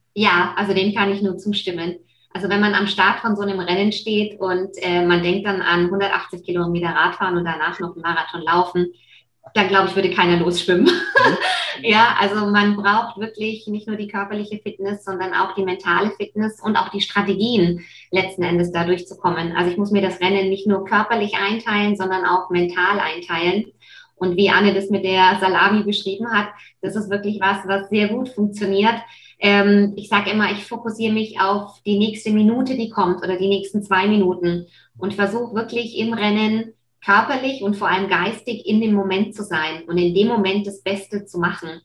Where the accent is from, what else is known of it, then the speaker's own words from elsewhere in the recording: Nuremberg and Fürth, Bavaria, Germany; was dann natürlich auch nicht weit von Nürnberg und Fürth weg ist, wo ich aufgewachsen bin.